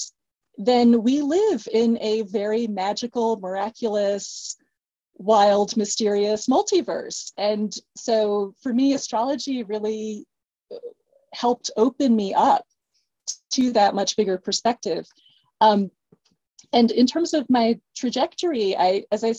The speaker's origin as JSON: {"language": "English", "region": "East Coast", "country": "United States", "said": "I'm from the East Coast"}